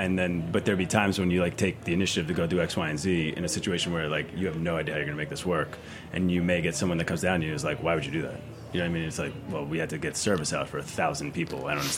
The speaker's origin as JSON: {"language": "English", "town": "New York City", "region": "New York", "country": "United States", "tie": "born or raised there", "moved": "yes", "said": "I grew up in Sheepshead Bay, Brooklyn for a long time."}